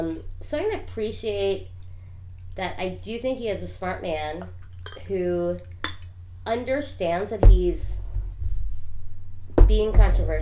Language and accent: English; New York, United States; I'm from New York.